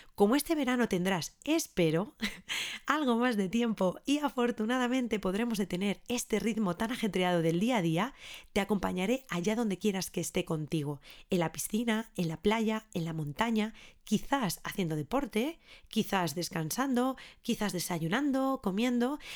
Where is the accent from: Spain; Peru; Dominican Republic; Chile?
Spain; Ávila, Castile and León; nací en Ávila en el año 1986